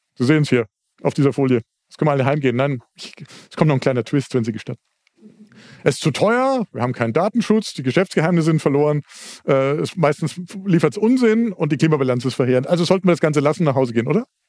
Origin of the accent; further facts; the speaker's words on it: Southern Germany, Germany; Also ich komme aus Süddeutschland, das haben Sie schon gemerkt